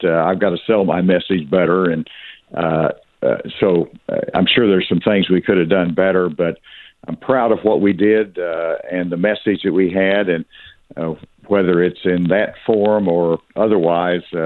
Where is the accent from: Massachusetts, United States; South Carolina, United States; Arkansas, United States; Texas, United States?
Arkansas, United States; I grew up in the South. I'm from Arkansas